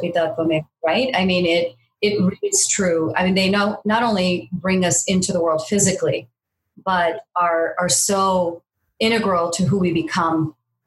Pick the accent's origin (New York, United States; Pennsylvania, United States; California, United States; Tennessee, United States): California, United States; I grew up out in California